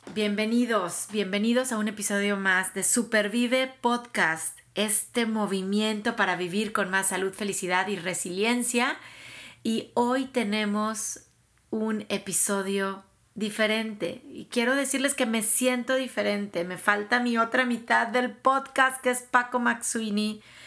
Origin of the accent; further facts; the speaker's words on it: Tampico, Tamaulipas, Mexico; moved away as an adult; also born or lived in Mexico City / California; now in Dallas, United States; Tampico, que es mi, ciudad, que me vio nacer, que me vio crecer